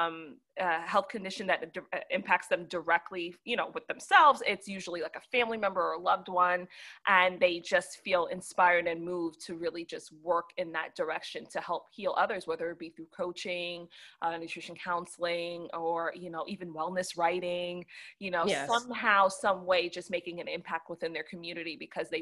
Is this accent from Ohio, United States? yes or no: no; New York, United States; now in Atlanta, United States; I'm originally from New York